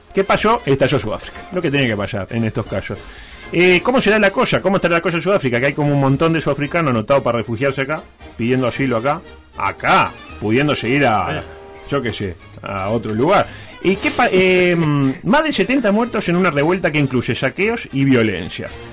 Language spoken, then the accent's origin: Spanish; Uruguay; somos uruguayos